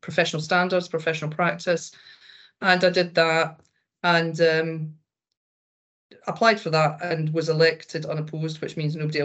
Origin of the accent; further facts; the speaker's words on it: Glasgow, Scotland, United Kingdom; accent: Glaswegian; moved away as an adult; also born or lived in Hertfordshire; the accent usually gives the game away that I was born north of the border. I'm Glaswegian.